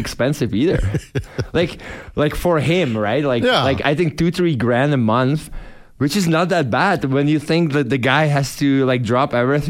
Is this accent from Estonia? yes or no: no; Czechia; moved away as an adult; he lived in Prague and it's like an hour away from my hometown.